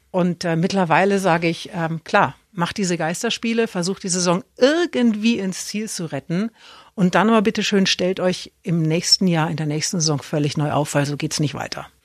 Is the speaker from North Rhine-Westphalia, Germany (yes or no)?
no; Erlangen, Bavaria, Germany; moved away; Weil ich komme ja aus Erlangen